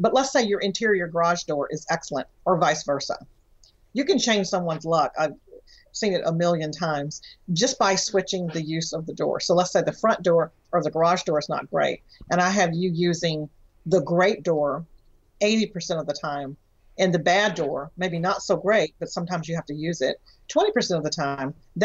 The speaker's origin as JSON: {"language": "English", "region": "Texas", "country": "United States", "said": "I'm from Texas"}